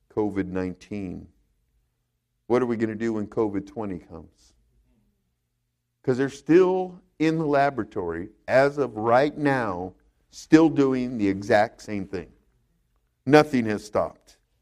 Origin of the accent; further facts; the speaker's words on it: California, United States; moved away; I grew up in California. We had earthquakes all the time